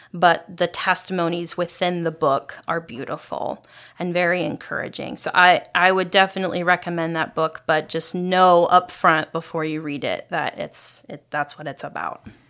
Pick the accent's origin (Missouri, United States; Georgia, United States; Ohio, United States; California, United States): Ohio, United States; moved away; I grew up in Ohio